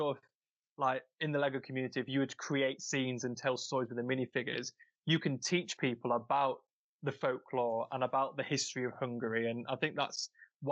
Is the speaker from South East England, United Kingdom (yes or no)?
no; Nottinghamshire, East Midlands, United Kingdom; moved away; I'm originally from Nottinghamshire